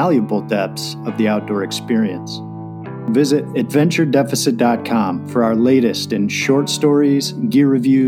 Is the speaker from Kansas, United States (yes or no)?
no; Jenison, Michigan, United States; we grew up in Jenison, not far from Grand Rapids